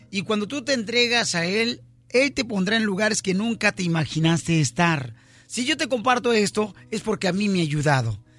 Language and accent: Spanish; Michoacán, Mexico; El abogado de inmigración y yo somos michoacanos.